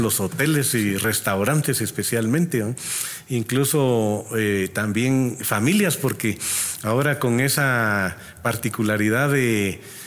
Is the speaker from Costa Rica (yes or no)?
no; Guatemala; nuestra población, nuestra gente es trabajadora